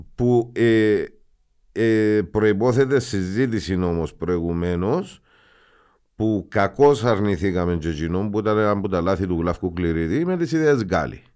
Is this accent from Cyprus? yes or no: yes; Cyprus; είμαστε εμείς Ελληνοκύπροι